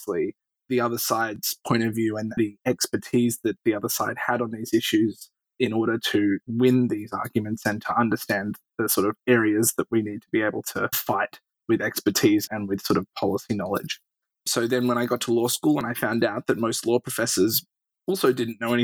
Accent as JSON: {"language": "English", "town": "Sydney", "region": "New South Wales", "country": "Australia", "tie": "born or raised there", "accent": "Australian", "moved": "as an adult", "lives_now": "United States", "said": "I'm an Australian. I grew up in Sydney"}